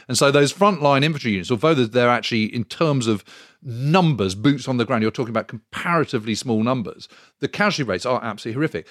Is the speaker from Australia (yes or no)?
no; United Kingdom; being British